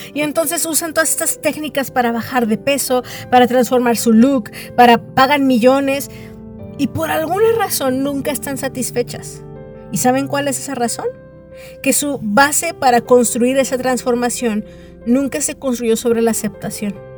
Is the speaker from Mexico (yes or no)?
yes; Mexico; yo nací, por ejemplo, aquí en el país de México.